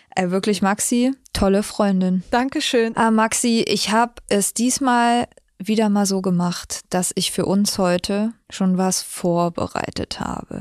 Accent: near Erfurt, Thuringia, Germany; Ich komme nämlich aus der Nähe von Erfurt

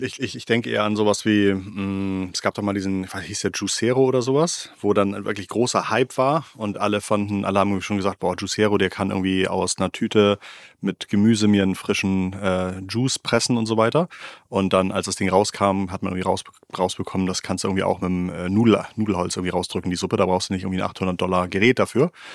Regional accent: Germany; als, als Deutscher

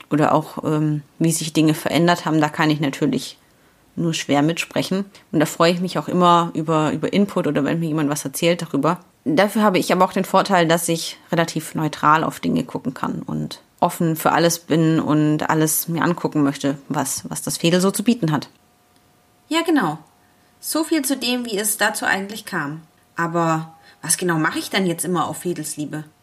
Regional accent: Ulm, Baden-Württemberg, Germany; now in Cologne, Germany; gebürtig komme ich aus Ulm im schönen Schwaben. Ich bin also ein waschechter Imme, wie er im Buche steht.

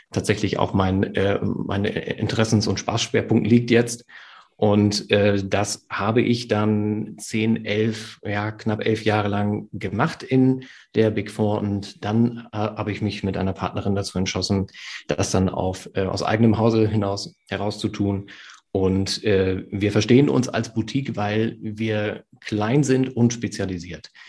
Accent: Lower Saxony, Germany; Friese, ich, äh, ich trinke ausschließlich nahezu Tee

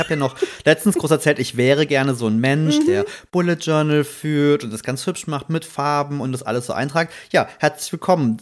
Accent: Rhineland-Palatinate, Germany; wir mussten äh, tatsächlich nach Trier, das ist ja so fünf Kilometer mhm. von, von meinem Heimatort.

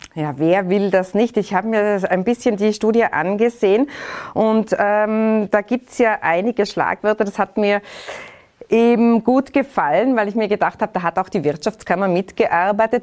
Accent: Tyrol, Austria; Da sind wir Tiroler

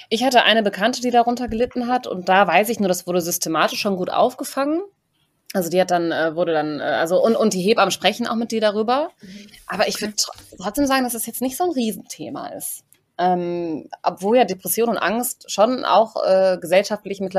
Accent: Germany

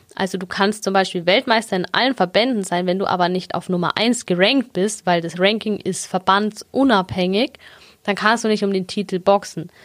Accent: Augsburg, Bavaria, Germany; ich bin gebürtige Augsburgerin. genau, irgendwie nie hier weggekommen

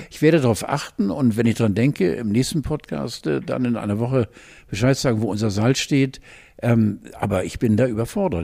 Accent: Wentorf bei Hamburg, Schleswig-Holstein, Germany; Wir sind ja am Rande von Hamburg groß geworden, in einem fast schon dörflichen Charakter. Wentorf bei Bergedorf.

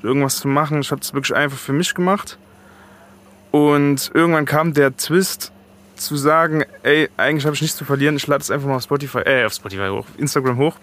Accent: East Germany, Germany; moved away as an adult; also born or lived in Chemnitz; now in Frankfurt, Germany; ich komme aus dem Osten

